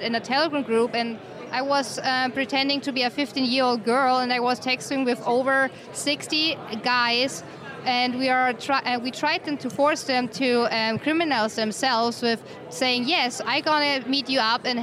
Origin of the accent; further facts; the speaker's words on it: Germany; English is a second language; moved away; from Germany.